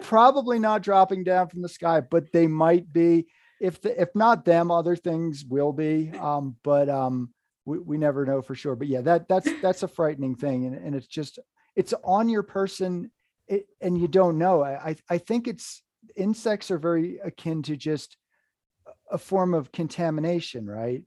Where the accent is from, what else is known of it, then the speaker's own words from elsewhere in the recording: Hudson River Valley, New York, United States; moved away as an adult; also born or lived in Vermont; I was in the Hudson River Valley, New York.